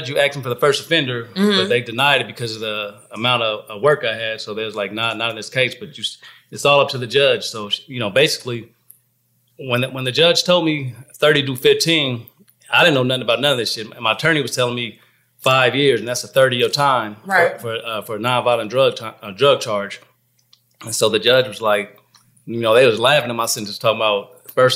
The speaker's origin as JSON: {"language": "English", "town": "San Diego", "region": "California", "country": "United States", "tie": "born or raised there", "moved": "as an adult", "lives_now": "Atlanta, United States", "said": "born and raised in California, San Diego"}